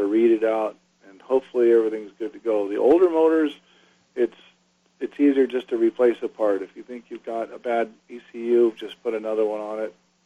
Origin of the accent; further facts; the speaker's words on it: Newport Beach, California, United States; growing up in Newport Beach my whole life